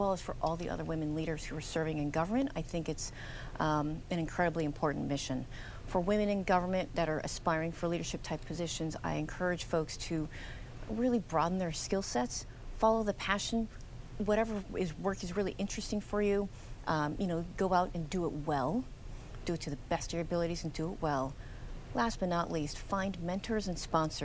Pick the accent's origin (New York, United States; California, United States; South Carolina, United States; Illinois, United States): California, United States; Los Angeles; I am originally from the Los Angeles area